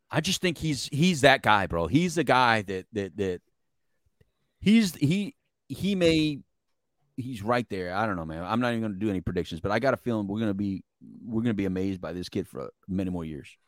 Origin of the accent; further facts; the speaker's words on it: El Paso, Texas, United States; also born or lived in Philadelphia, Pennsylvania; I am from El Paso, Texas. right? That's, that's home